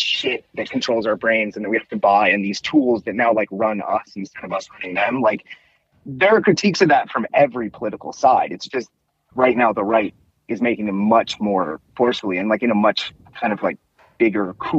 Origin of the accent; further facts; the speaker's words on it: Cincinnati, Ohio, United States; I'm from Cincinnati